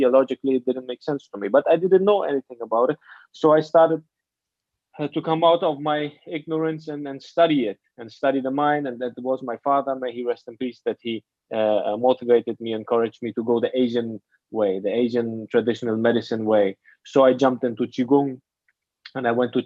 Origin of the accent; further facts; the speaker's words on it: Afghanistan; also born or lived in Germany / Hamburg, Germany; now in Bali, Indonesia; I grew up in Afghanistan and then I moved to Germany.